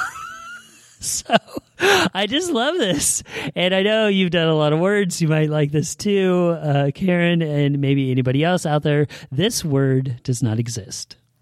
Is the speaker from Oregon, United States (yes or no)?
yes; Salem, Oregon, United States; I was born and raised here in Salem